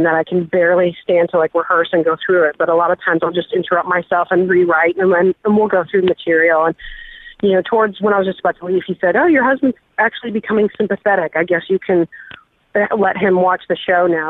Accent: United States; I know nothing about my background because I'm American

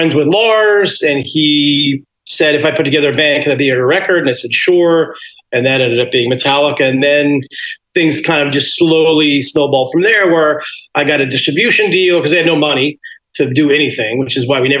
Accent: Los Angeles, California, United States; I grew up in Los Angeles, California. So living in Los Angeles

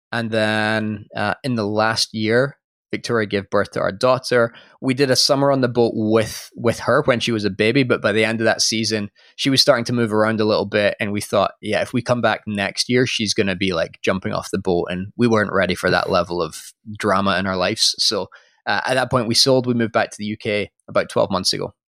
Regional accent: Scotland, United Kingdom; moved away; I am from Scotland originally

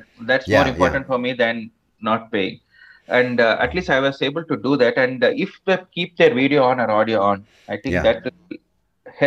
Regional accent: Kanchipuram, Tamil Nadu, India; accent: Tamilian; English is a second language; now in Chennai, India; growing up in Kanchipuram was so much fun

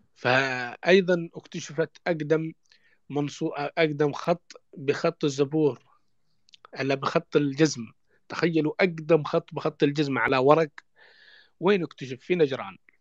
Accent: Yemen; مننا كيمنيين

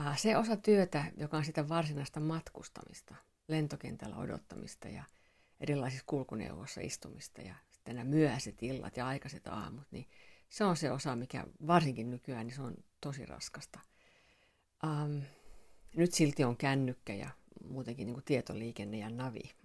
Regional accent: Finland; mä oon suomenruotsalainen

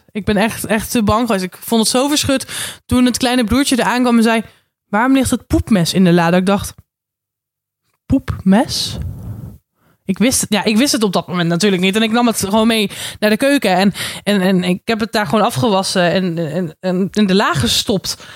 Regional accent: Randstad, Netherlands

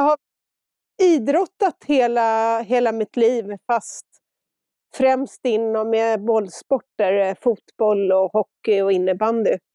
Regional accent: Stockholm, Stockholm County, Sweden; moved away as an adult; now in Engelsfors, Sweden; efter att ha bott i Stock Stockholm precis hela mitt liv

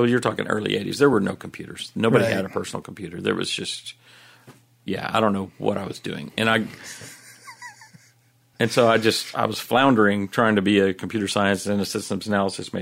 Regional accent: Everman, Texas, United States; also born or lived in Fort Worth, Texas; I was born in Fort Worth, but I went to school in Everman

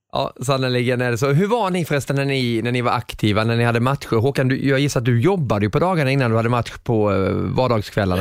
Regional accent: Småland, Sweden; accent: småländska; min småländska på den tiden

